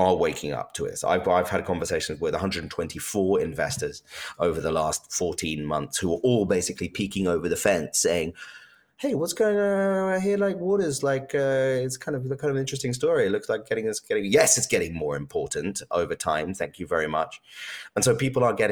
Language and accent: English; United Kingdom; I'm British